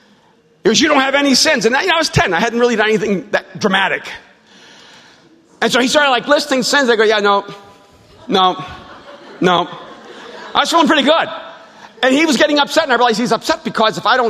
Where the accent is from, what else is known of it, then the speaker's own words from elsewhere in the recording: El Salvador; I'm from El Salvador